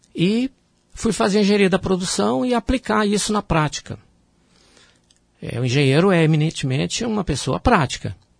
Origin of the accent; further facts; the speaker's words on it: Minas Gerais, Brazil; also born or lived in Rio de Janeiro; eu sou natural de Minas Gerais